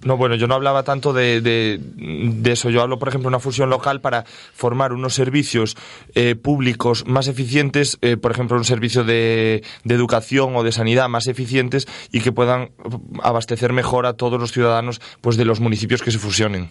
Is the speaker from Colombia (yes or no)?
no; Galicia, Spain; now in Castile and León, Spain; yo soy gallego